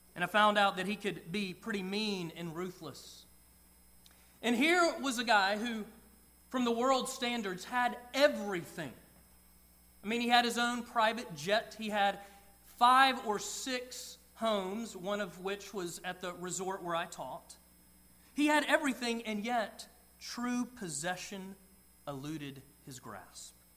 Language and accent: English; Georgia, United States; I grew up in Georgia